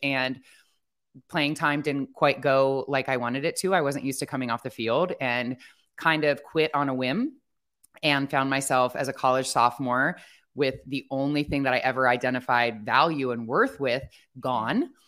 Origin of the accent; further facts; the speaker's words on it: Ohio, United States; I grew up in Ohio